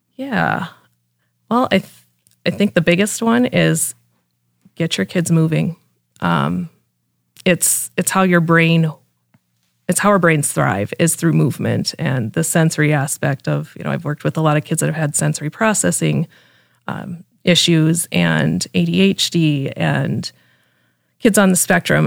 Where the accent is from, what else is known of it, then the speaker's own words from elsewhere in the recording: Mitchell, South Dakota, United States; moved away as an adult; now in Brandon, United States; I grew up in Mitchell and, um, lived in Brandon now for six